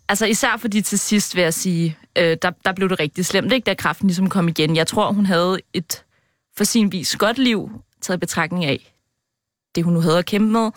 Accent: Copenhagen, Capital Region of Denmark, Denmark; also born or lived in Wuxi, China; Landsdel, der er jeg fra Brøndshøj

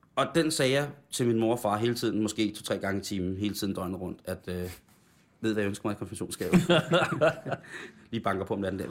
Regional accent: Roskilde, Zealand, Denmark; jeg startede på nylonstrengen i den lokale musikskole Roskilde

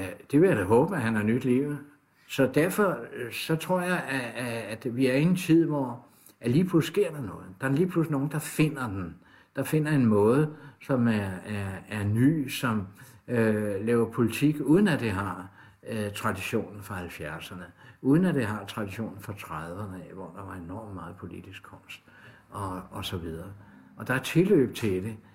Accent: Copenhagen, Capital Region of Denmark, Denmark; der hvor jeg kommer fra, der har vi Radio Karen, ude fra Sydhavnen af

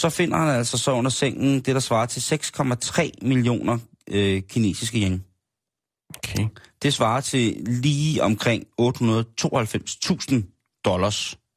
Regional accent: South Korea; now in Denmark; Jeg er jo oprindelig fra Asien, og jeps, hvis man nu havde luret det, så tillykke. Men har man en sjældent gang haft svært ved at finde sammenhæng imellem mit spændende eksotiske ydre og min haltende danske accent, jamen så er det jo altså korrekt. Jeg stammer fra Sydkorea.

